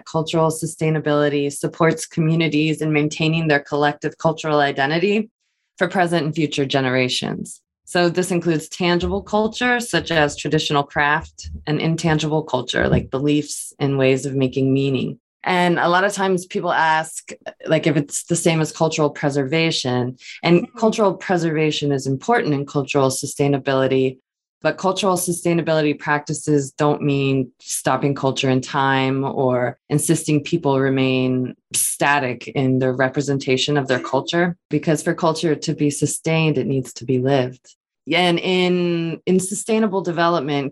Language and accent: English; Florida, United States; moved away as an adult; also born or lived in Korea; now in Pennsylvania, United States; I grew up in Florida